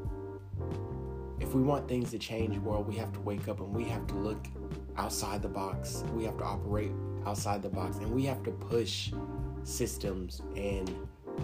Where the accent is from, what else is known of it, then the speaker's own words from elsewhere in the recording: United States; I'm African American